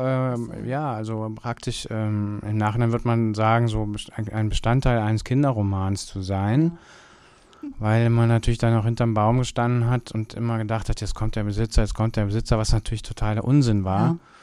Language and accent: German; Bergisches Land, North Rhine-Westphalia, Germany; now in Cologne, Germany; ich bin im Bergischen Land groß geworden